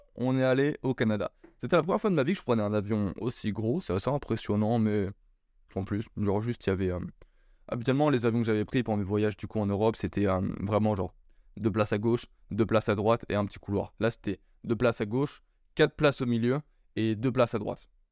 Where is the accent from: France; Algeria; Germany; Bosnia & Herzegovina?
France; also born or lived in Bordeaux; Je suis français